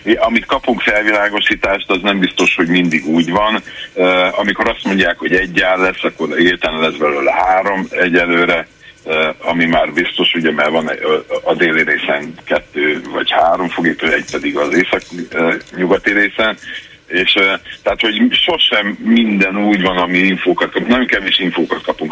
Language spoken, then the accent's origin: Hungarian; Debrecen, Hajdú-Bihar, Hungary; én 53 éve tényleg itt élek Debrecenben, és nem áll Debrecenben vagyok, nem csak úgy ide költöztem, hanem itt is születtem